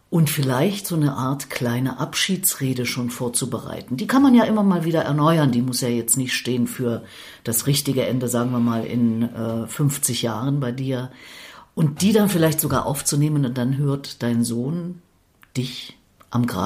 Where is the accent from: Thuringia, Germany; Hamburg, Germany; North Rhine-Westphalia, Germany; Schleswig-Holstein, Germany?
Thuringia, Germany; Erfurt; Und das in meiner Heimatstadt Erfurt.